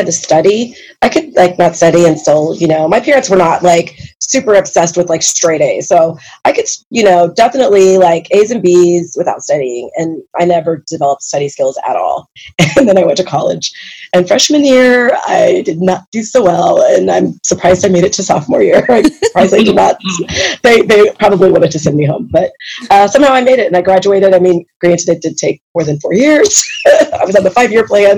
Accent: Independence, United States; I grew up in Independence

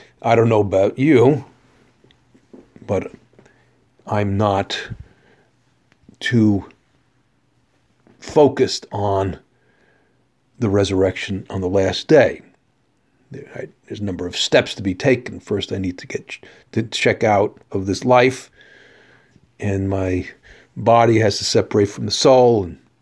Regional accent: New Jersey, United States; I come from the New York area, grew up in New Jersey

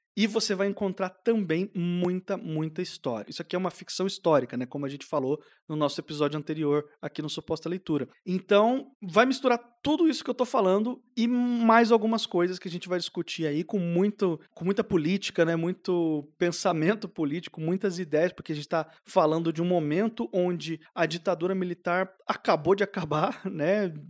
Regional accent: Southeast Brazil, Brazil; Eu, pelo menos, que fui criado no Sudeste, no Sul-Sudeste

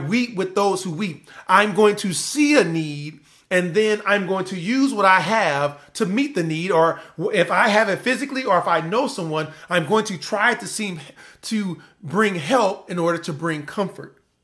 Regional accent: Compton, California, United States; I'm from Compton, California

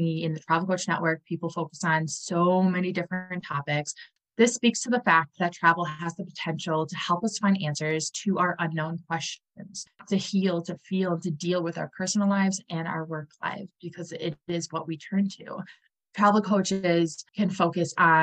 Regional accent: Wisconsin, United States; I'm from Wisconsin

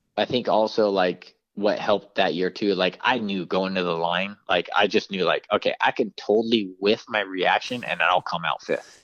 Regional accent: San Francisco Bay Area, California, United States; my hometown race

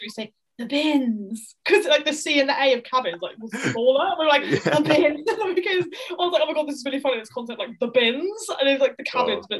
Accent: Fleet, South East England, United Kingdom; moved away as an adult; Her mum ran a drama school in Fleet, which is where I grew up, in Hampshire, and it's like small town

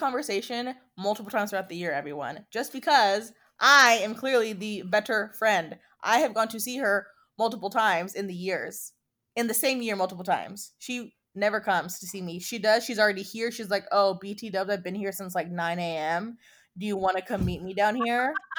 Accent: United States; as an American, as a Mexican American

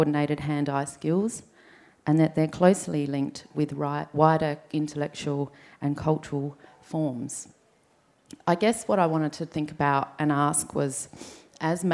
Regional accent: Adelaide, South Australia, Australia; So we grew up here on Kaurna country.

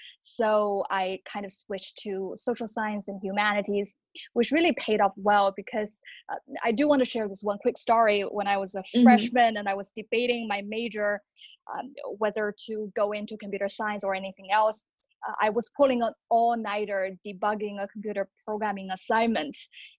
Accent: China; moved away as an adult; now in New York City, United States; I grew up in China, so I finished high school up until I'm 18.

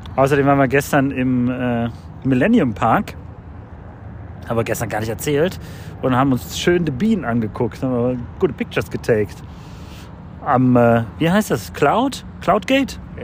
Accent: Croatia; now in Cologne, Germany; mein Heimatland Kroatien

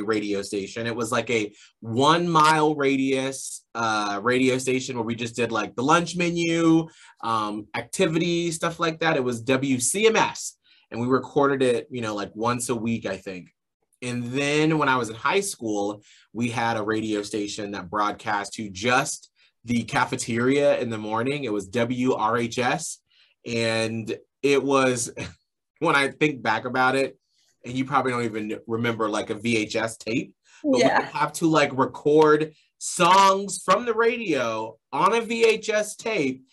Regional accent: Atlanta, Georgia, United States; moved away; I grew up in Atlanta, Georgia

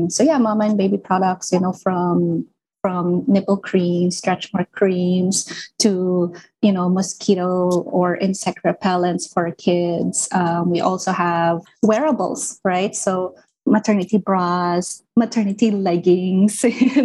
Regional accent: Philippines; as a Filipino mom

